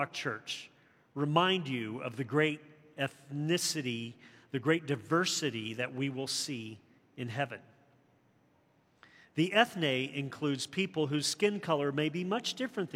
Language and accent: English; the South, United States; growing up in the South during the turbulence of the 60s